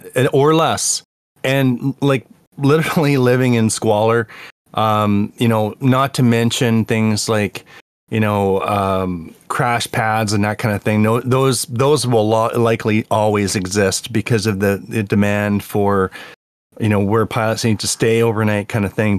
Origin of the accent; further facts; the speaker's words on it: Canada; I'm from Canada